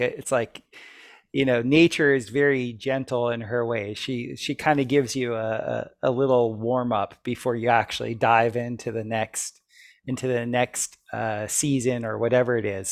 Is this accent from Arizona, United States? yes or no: no; South Florida, United States; when I was growing up in South Florida